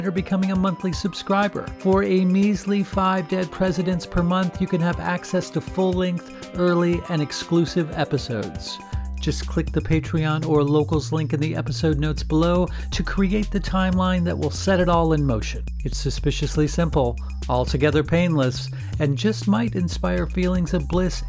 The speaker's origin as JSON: {"language": "English", "region": "Midwest", "country": "United States", "said": "I've always been a Midwesterner"}